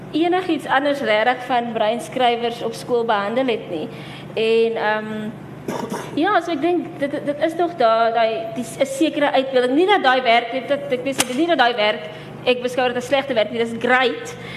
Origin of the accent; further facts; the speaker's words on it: PE, Eastern Cape, South Africa; now in Cape Town, South Africa; ek kom ook van PEF, so ek ken nie regtig Kaapse breinmense nie, maar nou dat ek al so lank hier so is